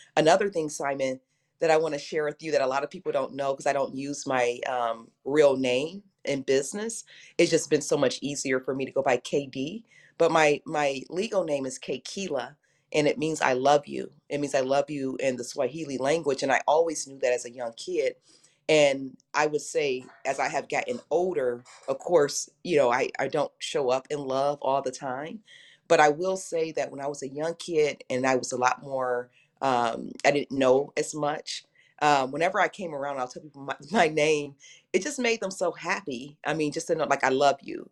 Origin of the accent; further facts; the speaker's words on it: Detroit, Michigan, United States; I grew up in Detroit